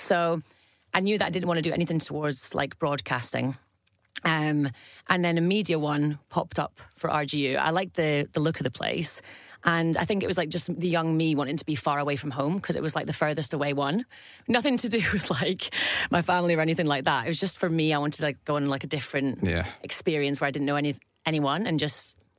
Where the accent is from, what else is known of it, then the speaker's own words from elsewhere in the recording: Scotland, United Kingdom; also born or lived in Staffordshire; So we moved up to Scotland very early on, moved to the borders, went to school there.